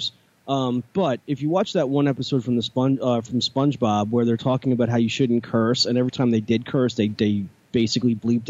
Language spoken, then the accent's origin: English; New York, United States; Tyson, like I'm from New York